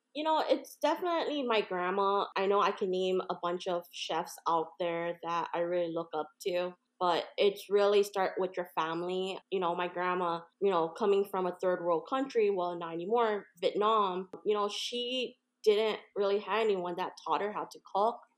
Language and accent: English; Hawaii, United States; moved away; I'm actually from Hawaii originally